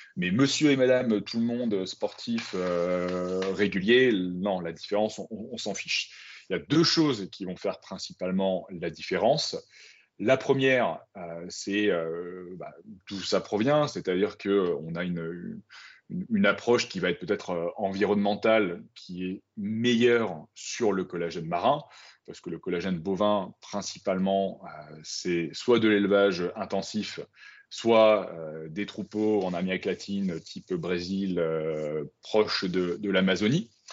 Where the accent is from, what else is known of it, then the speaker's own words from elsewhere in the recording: Brive-la-Gaillarde, Nouvelle-Aquitaine, France; moved away; also born or lived in Paris; moi, à la base, donc, je viens de Brive, en Corrèze